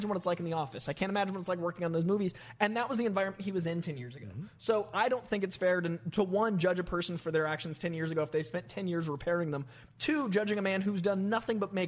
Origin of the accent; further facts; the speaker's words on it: Boston, Massachusetts, United States; I'm from Boston.